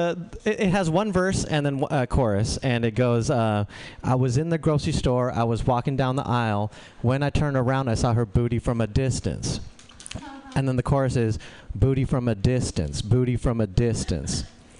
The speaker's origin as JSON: {"language": "English", "country": "India", "said": "I'm Indian, but I don't look like the rest of my family."}